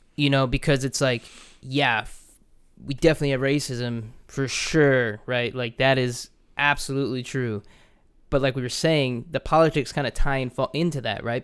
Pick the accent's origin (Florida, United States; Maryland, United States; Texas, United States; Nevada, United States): Florida, United States; Orlando; growing up in Orlando